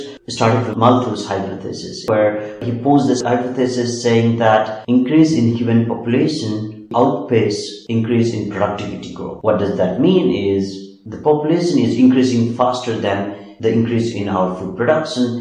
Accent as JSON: {"language": "English", "country": "Nepal", "tie": "born or raised there", "moved": "yes", "said": "I'm from Nepal"}